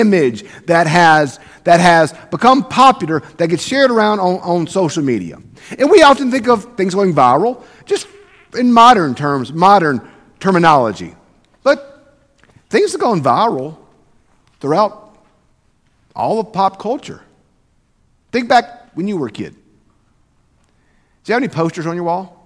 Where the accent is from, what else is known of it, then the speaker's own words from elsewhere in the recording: South Mississippi, United States; I grew up in South Mississippi.